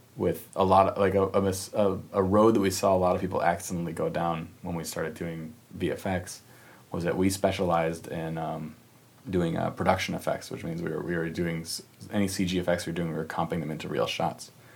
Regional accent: Minnesota, United States; we grew up in Minnesota

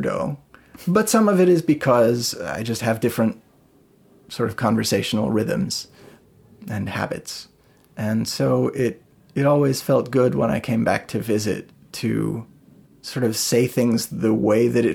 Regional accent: St. Peter, Minnesota, United States; I grew up in St. Peter, Minnesota, which is a smaller town a ways away from here.

